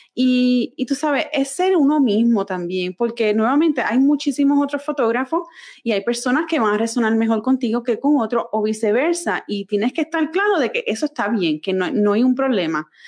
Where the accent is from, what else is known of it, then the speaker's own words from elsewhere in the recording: Puerto Rico; moved away as an adult; also born or lived in San Francisco; now in North Carolina, United States; toda mi vida yo nací, me crié en Puerto Rico